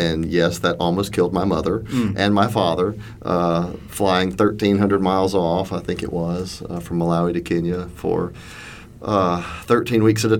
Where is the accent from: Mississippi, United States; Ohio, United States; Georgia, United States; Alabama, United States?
Mississippi, United States; Laurel; born there; So I'm a Mississippi boy by birth, and we lived in Macomb.